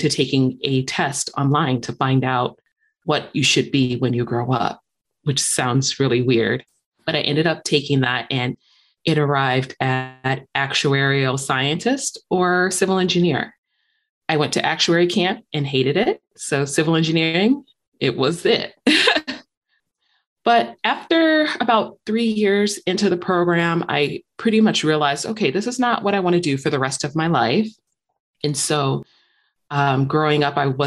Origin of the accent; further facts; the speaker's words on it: Chicago, Illinois, United States; moved away as an adult; now in Michigan, United States; growing up in Chicago, I'd ride on like the L trains or buses or whatnot